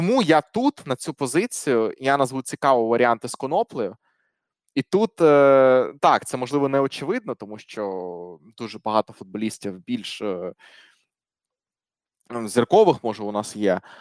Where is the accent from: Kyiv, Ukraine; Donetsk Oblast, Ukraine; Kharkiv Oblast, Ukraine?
Kharkiv Oblast, Ukraine; Kharkiv; Ну, банально, я харків'янин, це моя рідна команда.